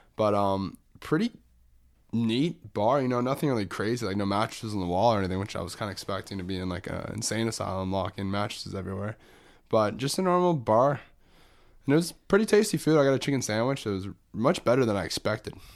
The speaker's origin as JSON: {"language": "English", "town": "Orlando", "region": "Florida", "country": "United States", "tie": "born or raised there", "said": "growing up in Orlando"}